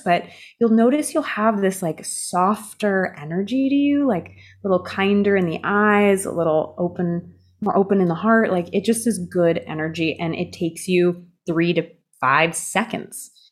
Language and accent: English; California, United States; when I was growing up in California